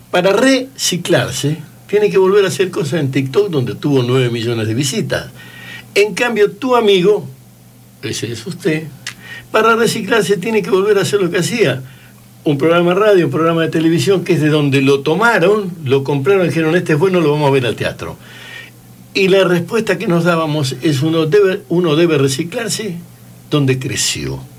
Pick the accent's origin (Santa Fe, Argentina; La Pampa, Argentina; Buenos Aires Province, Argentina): Santa Fe, Argentina; yo me crié en Santa Fe. Si hay una ciudad misógina, homófoba y, y, realmente racista en la provincia, esa es la ciudad de Santa Fe.